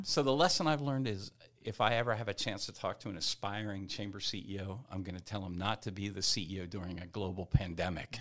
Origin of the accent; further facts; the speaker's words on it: New Castle County, Delaware, United States; moved away as an adult; now in Frederick, United States; I grew up in New, Newcastle County, Delaware